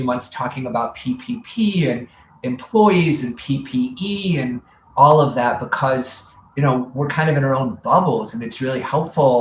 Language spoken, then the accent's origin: English; Midwest, United States; moved away; as a Midwesterner